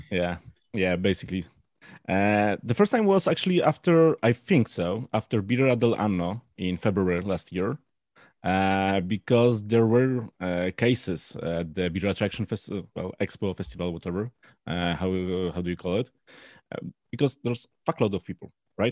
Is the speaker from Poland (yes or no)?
yes; Poland; I'm from Poland